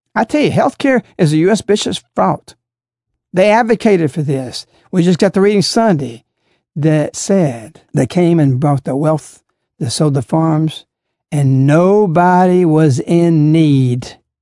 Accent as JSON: {"language": "English", "country": "United States", "also_born_or_lived": "Alabama", "said": "Because I'm an American"}